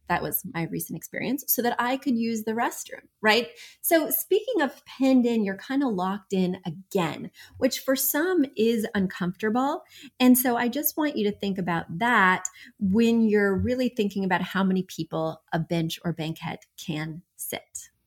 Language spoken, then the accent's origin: English; New York, United States; I'm from New York